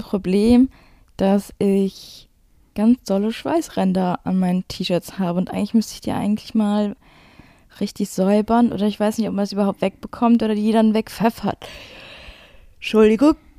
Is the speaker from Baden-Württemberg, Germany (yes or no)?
no; Duisburg, North Rhine-Westphalia, Germany; ich bin aus Duisburg